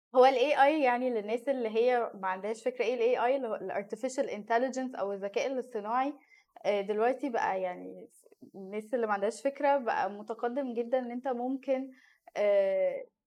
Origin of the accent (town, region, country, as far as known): Egypt